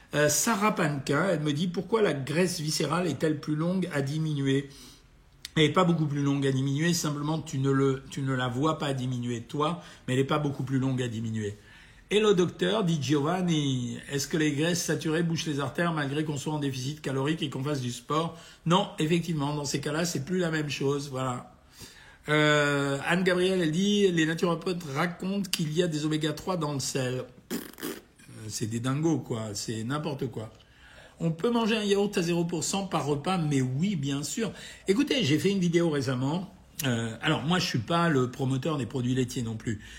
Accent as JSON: {"language": "French", "town": "Oran", "region": "Oran Province", "country": "Algeria", "tie": "born or raised there", "moved": "yes", "said": "moi-même, je suis né à Oran"}